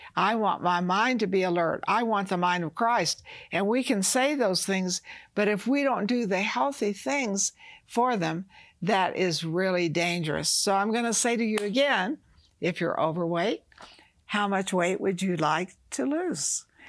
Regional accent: the South, United States; I was raised in the South, you know, we fried chicken.

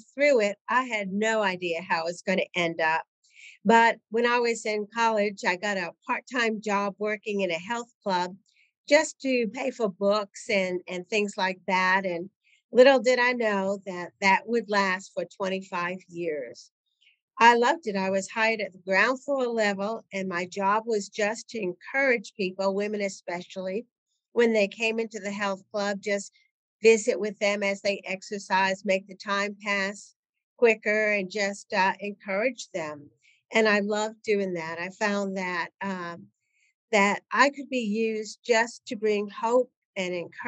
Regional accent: New England, United States; moved away as an adult; also born or lived in Connecticut / Nashville, Tennessee; I was working in Connecticut. I grew up in New England.

